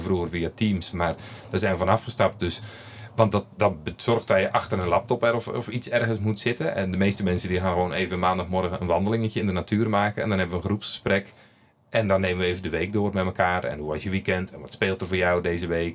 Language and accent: Dutch; Netherlands; moved away as an adult; now in Belgium; je hoort het al aan mijn spraak. Ik kom uit Nederland, kan daar niks aan doen. Ik ben daar geboren.